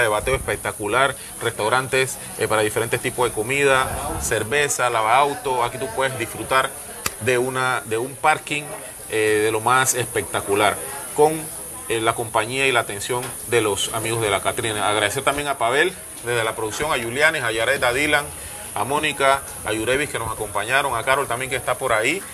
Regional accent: Panama

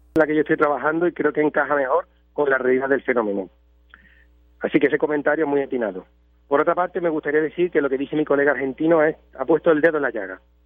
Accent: Spain; Nosotros aquí en España bueno, aunque yo estoy ahora mismo en Puerto Rico, pero yo soy español

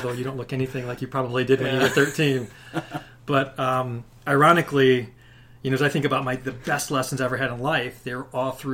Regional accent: Chicago, Illinois, United States; also born or lived in Michigan; started out living on the south side of Chicago during a time, you know, in the 70s

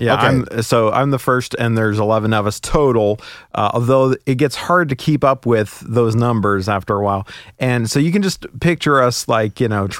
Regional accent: West Virginia, United States; born there; also born or lived in Oklahoma / Kentucky / Alabama / Oregon; And so I lived, I was born in West Virginia. I lived in Oklahoma, Kentucky, Alabama, Oregon, Washington, Ohio, bunches of places.

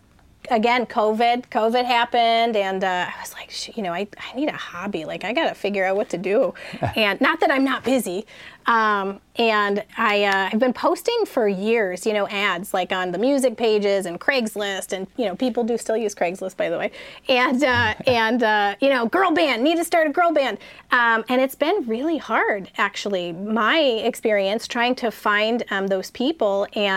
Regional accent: San Diego, California, United States; So we're all from North County, San Diego.

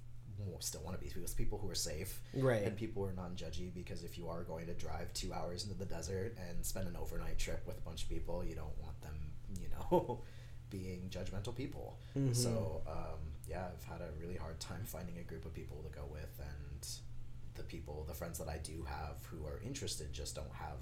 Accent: Phoenix, Arizona, United States; I grew up here. I was born and raised in Phoenix

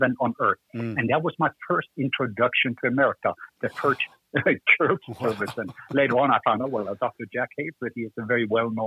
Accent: Norway; accent: Norwegian; moved away as an adult; also born or lived in Los Angeles, United States; I am from the country of Norway, and even my name and my accent pretty much say that.

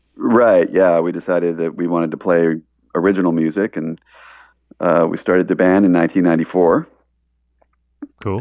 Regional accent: Baltimore, Maryland, United States; moved away; I, I grew up in Baltimore

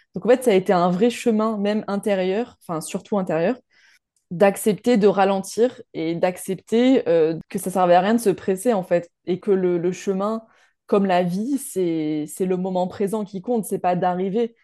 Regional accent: Montpellier, Occitania, France; Je viens de Montpellier

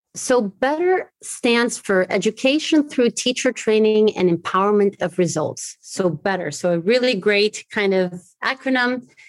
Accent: Morro de São Paulo, near Salvador, Bahia, Brazil; also born or lived in Germany / United States; now in Maputo, Mozambique; I grew up trilingual. So one of the languages that I learned in Brazil was Portuguese. I grew up in a really beautiful island in Morro de São Paulo, so close to Salvador

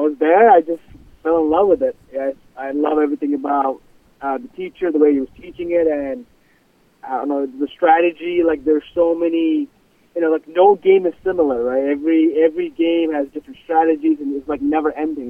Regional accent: India; moved away as an adult; now in Weston, United States; I'm originally from India. Came here 6 years ago.

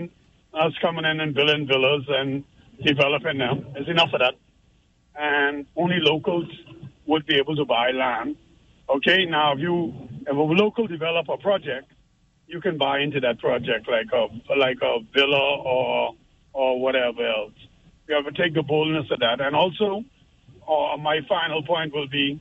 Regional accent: Bahamas; now in Turks and Caicos Islands; I was born here, but I grew up in the Bahamas as a kid

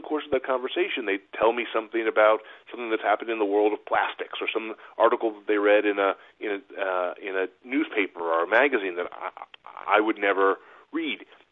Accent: Buffalo, New York, United States; now in Rhode Island, United States; I grew up in Buffalo, New York

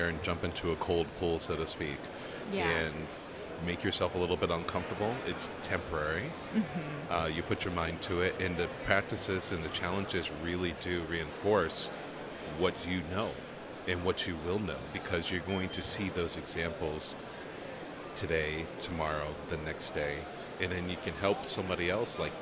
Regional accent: Portland, Oregon, United States; I'm from Portland, Oregon

